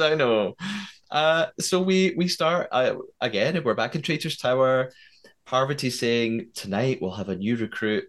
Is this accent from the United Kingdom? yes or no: yes; United Kingdom; as a British person